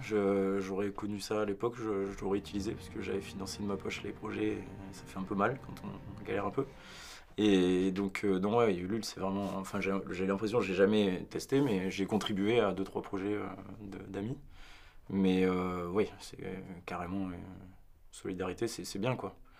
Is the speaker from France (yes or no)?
yes; Var, Provence-Alpes-Côte d'Azur, France; moved away as an adult; now in Paris, France; de là où je viens, euh, je suis originaire du Var, vrai hein, Guignan